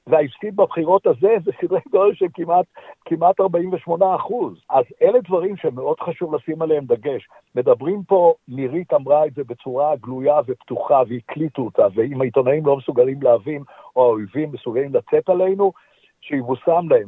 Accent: Israel; now in Melbourne, Australia; אנחנו כישראלים

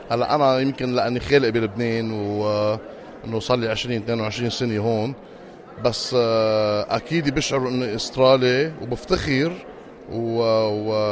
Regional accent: Lebanon; now in Australia; نحن كلبنانية أه ونفرجي كمان اهم شيء لانه احنا عايشين ببلد

